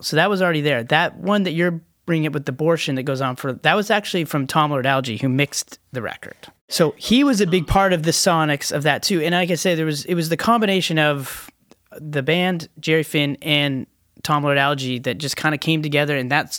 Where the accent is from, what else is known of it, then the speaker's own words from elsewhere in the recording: Canada; we're Canadians.